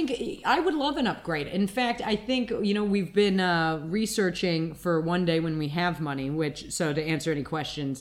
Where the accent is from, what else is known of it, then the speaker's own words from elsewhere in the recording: Reno, Nevada, United States; now in New York, United States; I'm not from New York, I am from Reno